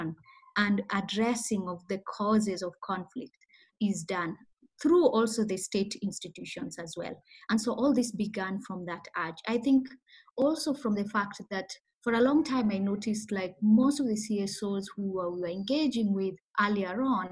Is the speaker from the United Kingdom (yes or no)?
no; Kisumu, Kisumu County, Kenya; So I grew up in Kenya, in a town called the Kisumu.